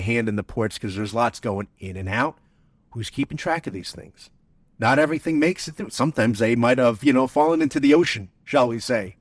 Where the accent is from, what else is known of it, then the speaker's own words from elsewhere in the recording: New Jersey, United States; I'm from New Jersey